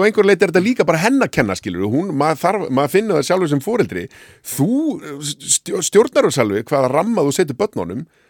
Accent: Hafnarfjörður, Capital Region, Iceland; moved away as an adult; also born or lived in Faroe Islands / Árbær; now in Reykjavík, Iceland; ólst upp í hafna fyrir því

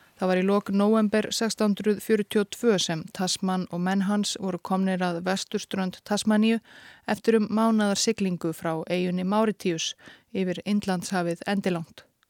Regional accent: Iceland; við Íslendingar

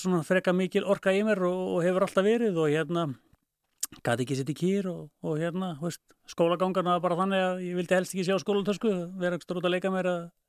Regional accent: Keflavík, Southern Peninsula, Iceland; ég fættur uppalinn í Keflavík og hef búið eila alla all, all, all, tíð þar

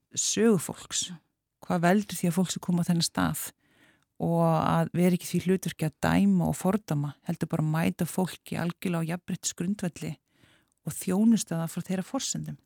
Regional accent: Keflavík, Southern Peninsula, Iceland; ég ólst upp í Keflæk

